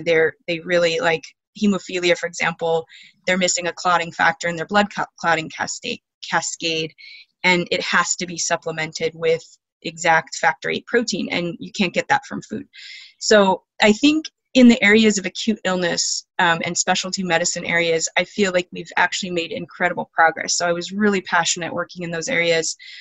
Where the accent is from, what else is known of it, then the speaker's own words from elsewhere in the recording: Alaska, United States; I was born and raised in Alaska on a homestead